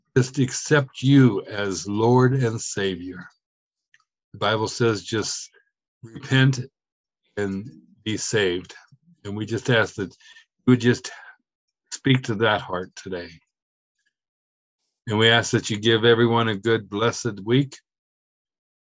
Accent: Pittsburgh, Pennsylvania, United States; I'm from Pittsburgh, from Pennsylvania

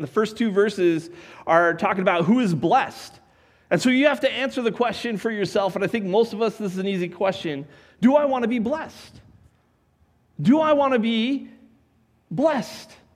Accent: Colorado, United States; I grew up in Colorado

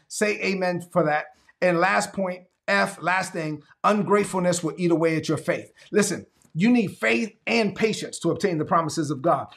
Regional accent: New York City, New York, United States; moved away as an adult; also born or lived in North Carolina / Georgia / South Carolina / Texas; I'm from Brooklyn, but I've been around the South a lot

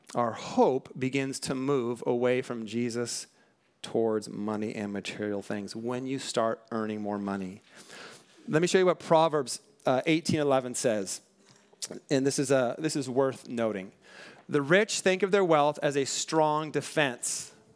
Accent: Western Washington, United States; also born or lived in Bellflower, California; now in Southern California, United States; I grew up in Washington State, Western Washington, where it just, it rains, like, all the time

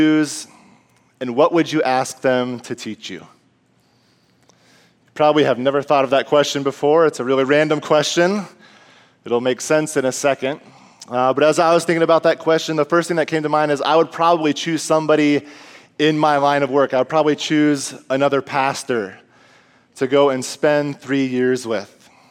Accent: Iowa, United States; moved away as an adult; now in Minnesota, United States; me and my wife were both born and raised in Iowa

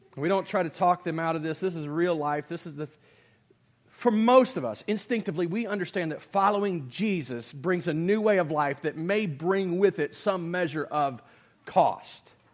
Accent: United States; in America, I'm a citizen

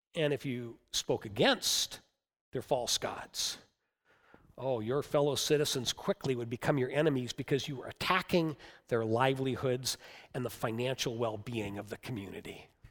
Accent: United States; us as Americans

